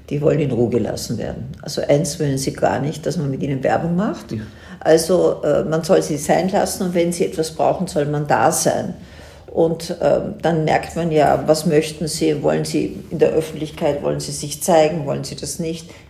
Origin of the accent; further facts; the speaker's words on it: Vienna, Austria; ich bin Wienerin und lebe jetzt nicht in Tirol, aber ich bin jede, Tage, jede Woche drei bis vier Tage hier.